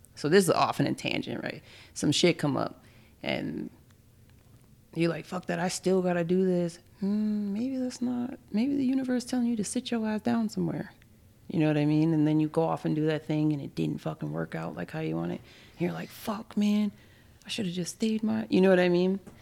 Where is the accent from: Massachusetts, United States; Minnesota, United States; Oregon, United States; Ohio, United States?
Minnesota, United States; Minneapolis; I grew up in Minneapolis